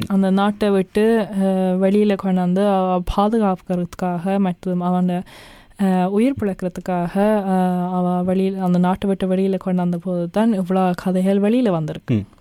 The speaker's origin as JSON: {"language": "Tamil", "country": "Norway", "tie": "born or raised there", "said": "நாங்கள் நோர்வேயில் பிறந்து வளர்ந்த நான்"}